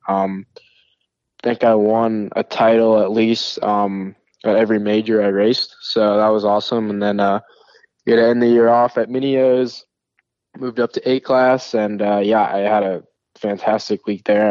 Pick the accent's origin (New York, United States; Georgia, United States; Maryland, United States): New York, United States; I'm from New York. Like, we're Italian